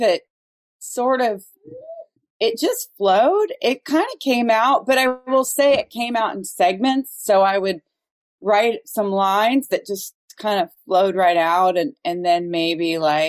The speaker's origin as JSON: {"language": "English", "town": "Dayton", "region": "Ohio", "country": "United States", "tie": "born or raised there", "also_born_or_lived": "Cincinnati, Ohio", "said": "I grew up in Dayton, Ohio."}